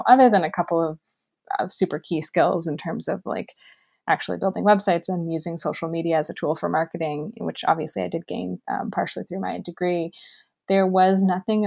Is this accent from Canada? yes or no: yes; Kitchener, Ontario, Canada; a job at a restaurant group in my hometown of Kitchener-Waterloo